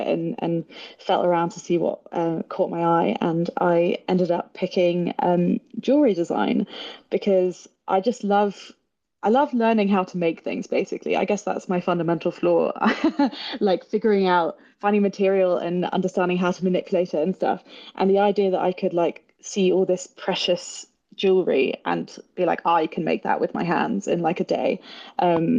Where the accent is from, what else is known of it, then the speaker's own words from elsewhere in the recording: near Bath, South West England, United Kingdom; I am English. I grew up near Bath, which is a lovely city in the sort of southwest of England.